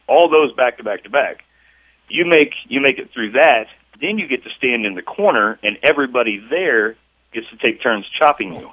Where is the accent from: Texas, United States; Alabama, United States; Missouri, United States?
Missouri, United States; Chillicothe; here in, in my hometown. Um, it, which is Chillicothe, Missouri